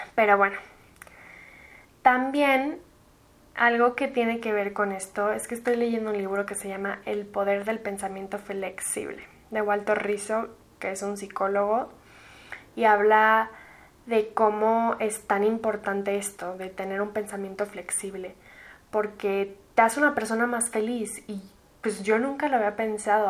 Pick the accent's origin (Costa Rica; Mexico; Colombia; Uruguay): Mexico; Mexico City; also born or lived in United States; soy de la Ciudad de México. Tengo 21 años y viví en México, aquí en la ciudad, desde que nací hasta mis 16